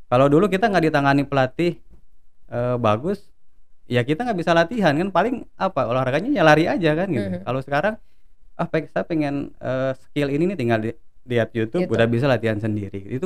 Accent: Cianjur, West Java, Indonesia; Begitupun di daerah saya di Cianjur gitu. Kalau dulu perbedaannya kita mau masuk SSB itu harus ke kota dulu ke Bandung

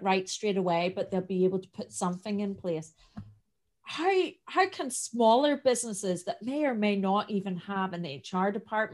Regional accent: Northern Ireland, United Kingdom; I have quite a strong accent. I am from Northern Ireland, and we have a lot of colloquialisms

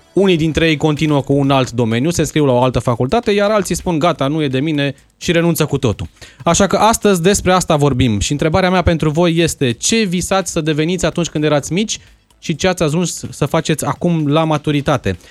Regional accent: Timișoara, Timiș County, Romania; moved away as an adult; now in Bucharest, Romania; nu vreau să plec din Timișoara

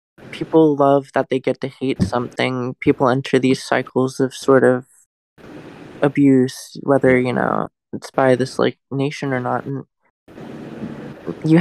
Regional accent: Florida, United States; I am an American. I grew up in Florida

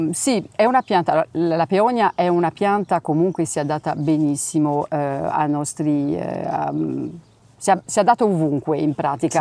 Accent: France; Italian is a second language; moved away as an adult; now in Castel Ruggero, Italy; sono, sono francese eh, e vivo a, sono arrivata qui a Castelluggero nel, nell'83

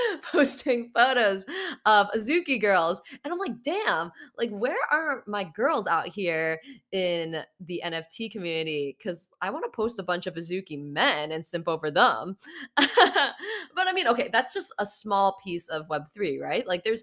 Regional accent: San Francisco, California, United States; also born or lived in Chicago; I'm from San Francisco. I moved here in June from Chicago, and I'm part of the Metaverse family on Discord

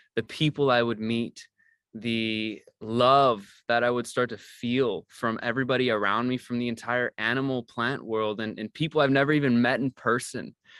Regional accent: Missouri, United States; moved away as an adult; also born or lived in Oregon; I grew up in Missouri and, and never really had left the state

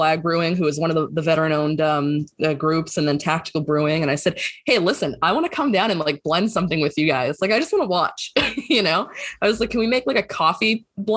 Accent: Boston, Massachusetts, United States; moved away; I'm from Boston originally

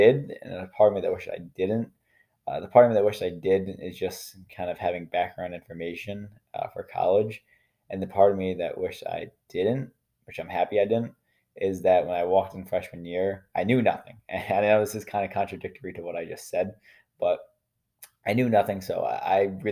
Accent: New York, United States; in New York State, I'm from New York. So in New York State, at the end of every high school class, you have to take a Regents exam

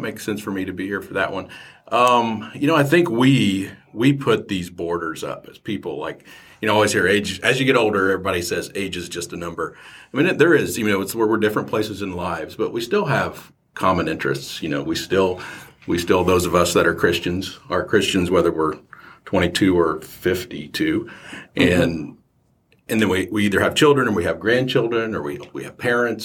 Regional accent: Muncie, Indiana, United States; moved away; muncie my hometown

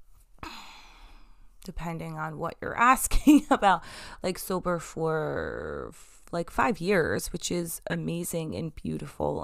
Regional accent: New York, United States; I'm from New York.

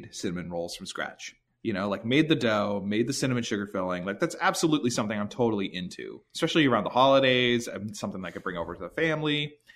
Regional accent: near the Eastern States Exposition, Massachusetts, United States; it happens right next to my hometown

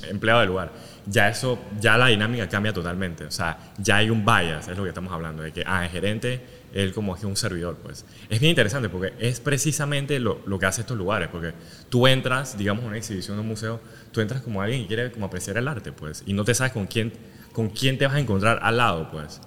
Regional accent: Panama; moved away; also born or lived in Asia; como panameño

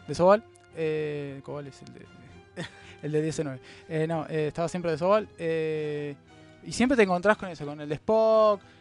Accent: Argentina; somos de, Argentina

